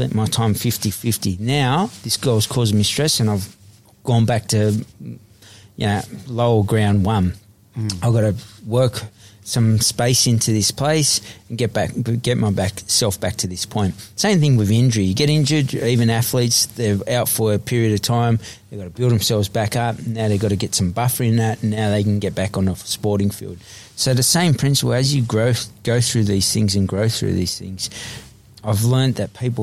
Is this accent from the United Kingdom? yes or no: no; Sydney, New South Wales, Australia; I grew up in Eveleigh Street, Redfern, the most notorious street on Australia's history as such.